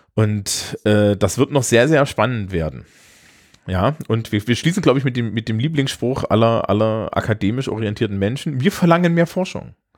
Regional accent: Thuringia, Germany; Ich bin Thüringer

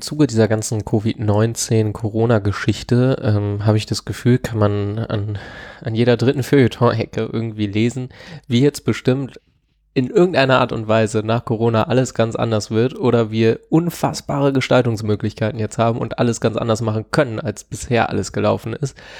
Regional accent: Lower Saxony, Germany; Ich komme ja aus Niedersachsen

